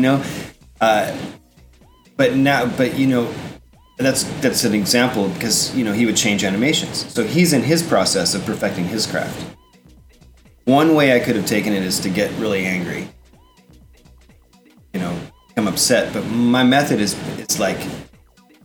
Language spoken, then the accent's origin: English; Texas Panhandle, United States; I grew up in Panhandle of Texas.